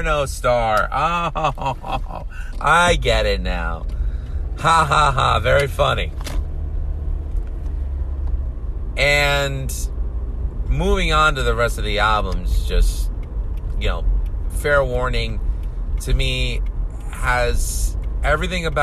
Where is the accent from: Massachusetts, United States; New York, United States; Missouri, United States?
New York, United States; New York City; first language Greek; English is a second language; I grew up in Astoria, Queens. My parents are immigrants from Greece.